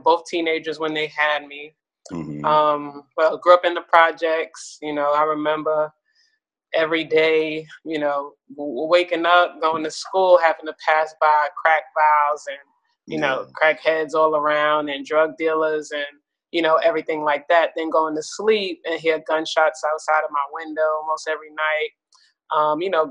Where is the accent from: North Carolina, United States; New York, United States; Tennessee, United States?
New York, United States; New York City; also born or lived in Queens, New York; I'm born and raised in Brooklyn, New York.